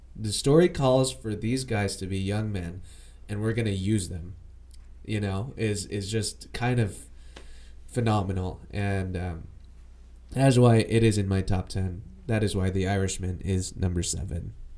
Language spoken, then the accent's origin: English; United States; I am Asian American